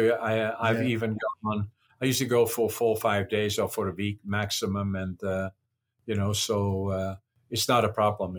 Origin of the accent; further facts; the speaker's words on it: Netherlands; now in Canada; No, I'm Canadian. I didn't preserve my Dutch. I don't intend to go back there to live. I live here in Canada.